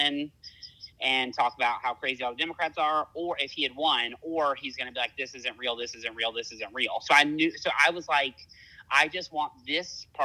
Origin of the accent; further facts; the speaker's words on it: the South, United States; accent: southern; I'm trying to, like, not sound super southern